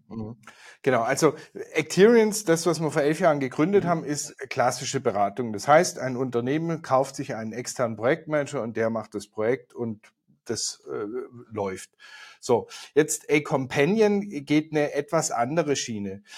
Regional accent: Swabia, Baden-Württemberg, Germany; now in Munich, Germany; hier aus München. Der eine oder andere wird es hören. Ich komme ursprünglich mal aus Schwaben

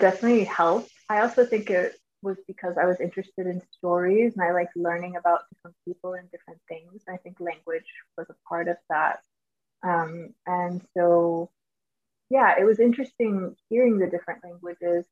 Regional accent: Georgia, United States; first language English; moved away; growing up in Georgia, we had a large uh, Hispanic population.

